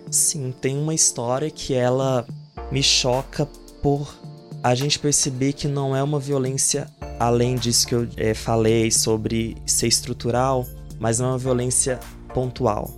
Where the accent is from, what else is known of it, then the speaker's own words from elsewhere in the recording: interior of Bahia, Brazil; moved away as an adult; also born or lived in Ouro Preto / Mariana; voltei para Bahia, para o interior, onde eu nasci